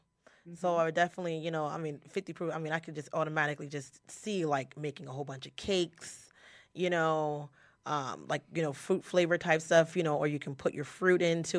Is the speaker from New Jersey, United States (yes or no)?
yes; New Jersey, United States; I'm from Jersey.